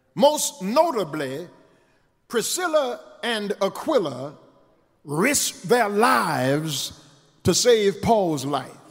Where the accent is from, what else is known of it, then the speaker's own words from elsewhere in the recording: Eunice, Louisiana, United States; now in Houston, United States; my little church where I was raised down in Eunice, the True Light Baptist Church